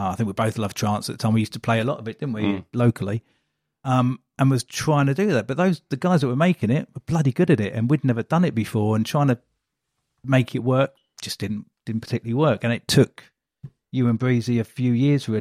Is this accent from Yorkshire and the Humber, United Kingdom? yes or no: no; Welwyn Garden City, East of England, United Kingdom; now in Colchester, United Kingdom; Born in Wellington City. So just up the road